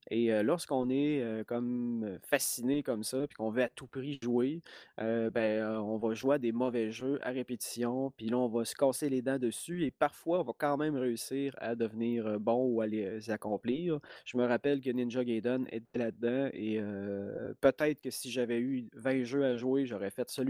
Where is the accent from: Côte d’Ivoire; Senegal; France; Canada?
Canada; Lac-Bouchette, Quebec; mais je viens du lac Saint-Jean et d'un minuscule village qu'on appelle le, lac Bouchette. Puis là-bas, il n'y avait pas de club vidéo. Il était assez loin. La ville la plus proche, c'était Robertval.